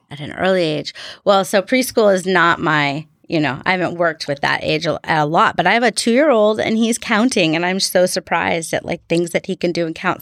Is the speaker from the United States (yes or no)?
yes; Seattle, Washington, United States; also born or lived in Bremerton, Washington / Silverdale, Washington; now in Bainbridge Island, United States; I was born in Bremerton